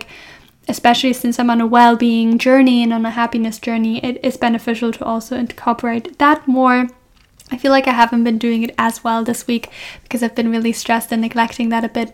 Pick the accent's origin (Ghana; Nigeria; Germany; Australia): Germany; moved away as an adult; now in Scotland, United Kingdom; I'm from Germany